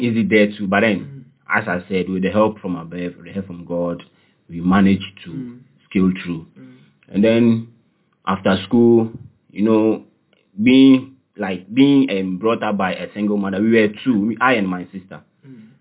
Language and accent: English; Nkawkaw, Eastern Region, Ghana; moved away; also born or lived in Cape Coast; I grew up in Koko, in the eastern region. Okay. That is Kwau